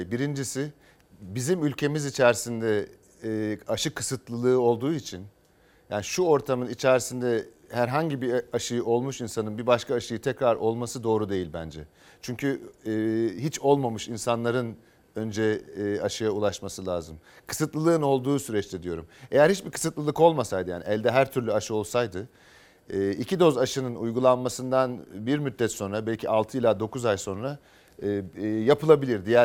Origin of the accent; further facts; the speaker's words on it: Anatolia, Turkey; Ya hikayem e, ben Anadolu'da büyüdüm.